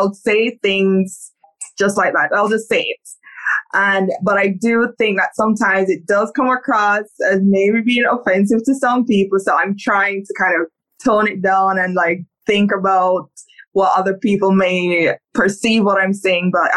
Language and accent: English; Saint Catherine, Jamaica; I am Jamaican. I was born in St. Catherine in Jamaica. Very humble beginnings